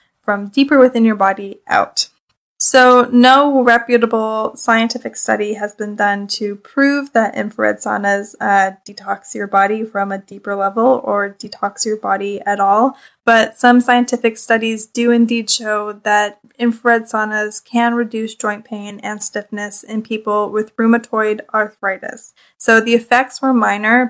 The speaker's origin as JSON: {"language": "English", "country": "Canada", "said": "I'm Canadian"}